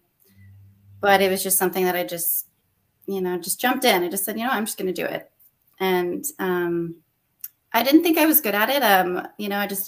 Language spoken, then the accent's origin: English; Los Alamos, New Mexico, United States; moved away as an adult; now in Austin, United States; I'm originally from New Mexico, born and raised. I grew up in Los Alamos